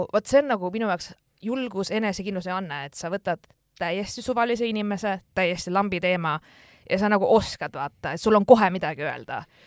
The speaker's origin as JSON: {"language": "Estonian", "country": "Estonia", "said": "ma olen Eestist"}